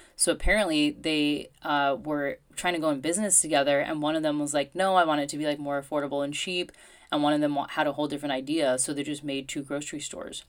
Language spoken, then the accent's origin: English; United States; moved away; as an American.